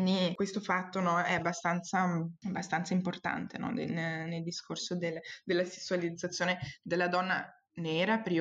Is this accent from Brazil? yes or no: yes; Brazil; accent: Brazilian; tento di, di evitare di parlare con il mio accento brasiliano brasiliano perché so per certo che la persona di fronte a me sta, sta vivendo dei pregiudizi in quel momento quando io le parlo